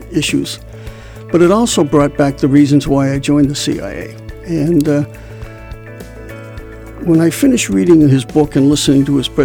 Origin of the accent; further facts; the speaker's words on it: Melrose, Massachusetts, United States; my background was that I grew up in Melrose.